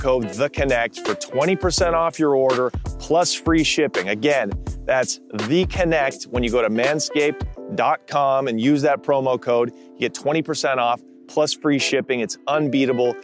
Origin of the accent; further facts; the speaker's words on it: Portland, Oregon, United States; Portland, Oregon, right? Mm-hmm. My hometown